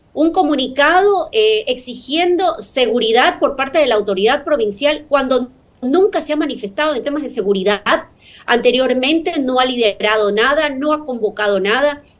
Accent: Guayaquil, Guayas, Ecuador; como guayaquileña

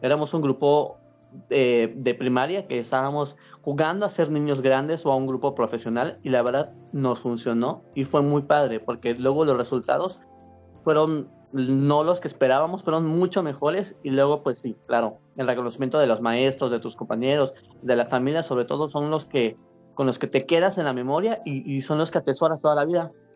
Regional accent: Mérida, Yucatán, Mexico; yo soy de aquí de Mérida

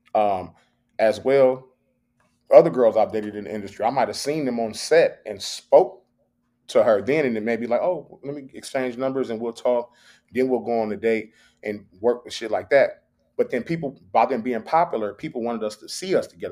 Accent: Long Beach, California, United States; I'm from Long Beach.

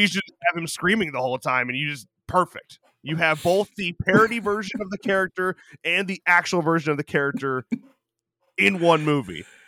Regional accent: Byron, United States; my hometown carnival, Old Byron Fest

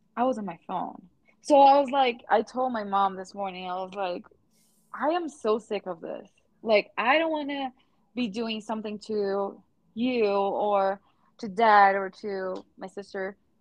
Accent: Brazil; English is a second language; now in United States; we live in a, in the United States and we're from Brazil

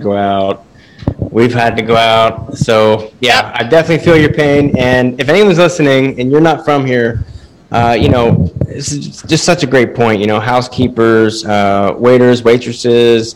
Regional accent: Pennsylvania, United States; also born or lived in Las Vegas; now in Delaware, United States; I grew up in like the mountains in Pennsylvania

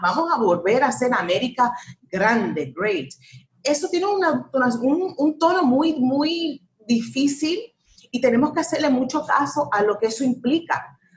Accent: United States; un país, mi país, donde yo nací, donde que yo quiero

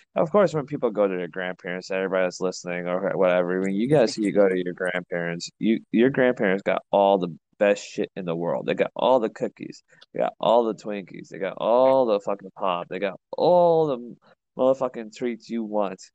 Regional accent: Chicago, Illinois, United States; I'm from Chicago

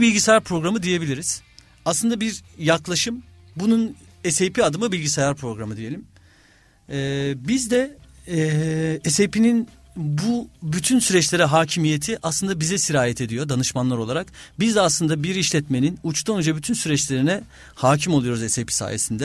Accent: Istanbul, Turkey; also born or lived in Kocaeli / London; 1982 İstanbul doğumluyum. Ee, ilk ortaokul, lise İstanbul'da okudum.

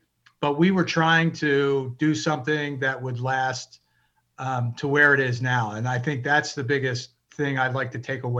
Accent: Baltimore, Maryland, United States; I grew up in Baltimore, but not in the prep school world. I was from a very blue collar, middle class family and area within Baltimore City.

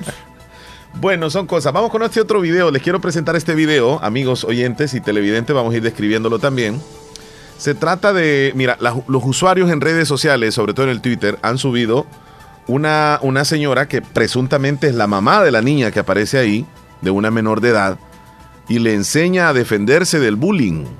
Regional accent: El Salvador; nuestro país

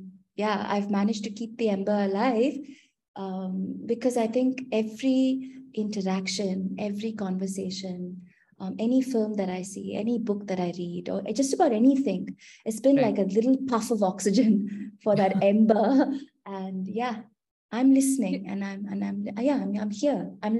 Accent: Kolkata, West Bengal, India; also born or lived in Mumbai; So I was, Smriti, I was born in Calcutta. Amma and Appa were both bankers. So we've constantly sort of moved states. So I grew up in Calcutta.

